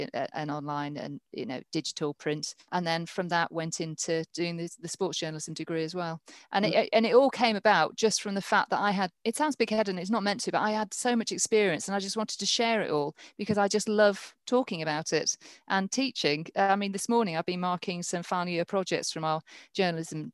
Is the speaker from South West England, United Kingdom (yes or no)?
no; Morecambe, North West England, United Kingdom; also born or lived in Norfolk / London; now in Northampton, United Kingdom; I'm from Morecambe